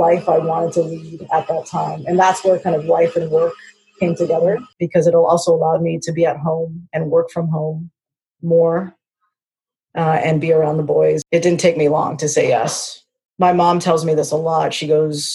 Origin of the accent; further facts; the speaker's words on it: Canada; I am born and raised Canadian